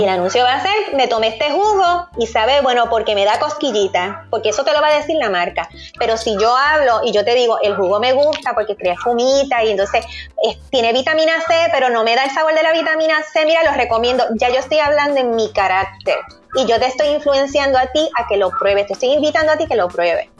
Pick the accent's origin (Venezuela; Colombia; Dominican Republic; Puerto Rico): Puerto Rico; nosotros como puertorriqueños